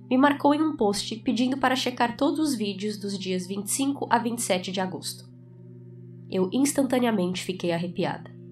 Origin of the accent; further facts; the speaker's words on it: Florida, United States; tínhamos passado por uma van branca com placa da Flórida, e aquilo chamou atenção porque nós também somos da Flórida e queríamos dizer oi